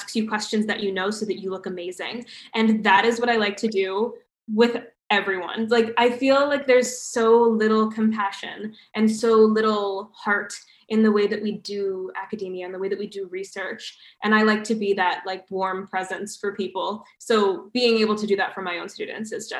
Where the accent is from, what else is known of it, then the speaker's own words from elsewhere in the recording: United States; moved away as an adult; now in Canada; me as an American